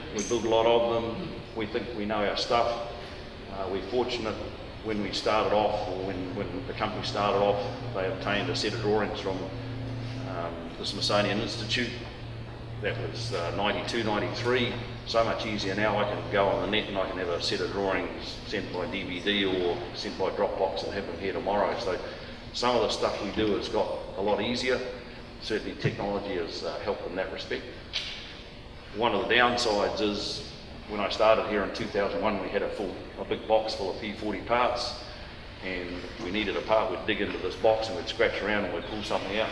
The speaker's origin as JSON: {"language": "English", "region": "Waikato", "country": "New Zealand", "tie": "born or raised there", "also_born_or_lived": "Tokoroa", "moved": "as an adult", "said": "I was born in Tokoroa, raised in and around the Waikato, did all my schooling in the Waikato."}